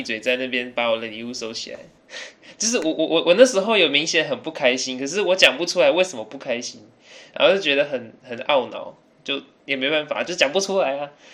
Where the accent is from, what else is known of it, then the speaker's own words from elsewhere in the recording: Taiwan; Chinese is a second language; also born or lived in United Kingdom; 我在台湾住之前，没过多久就去英国，因为我爸跟我妈那时候相处的礼，然后待到大概六岁之后就回来念小学，因为我爸妈想回来台湾住